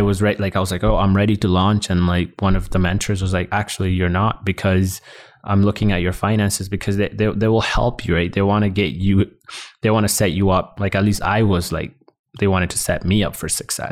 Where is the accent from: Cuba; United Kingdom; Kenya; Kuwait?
Kenya; also born or lived in South Sudan; now in Canada; I was born in South Sudan, grew up in Kenya, and then I, I moved here. I moved here to Canada